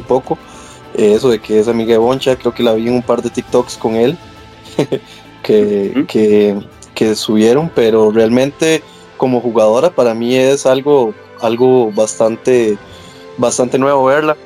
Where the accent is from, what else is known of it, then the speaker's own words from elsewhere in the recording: Costa Rica; como Tico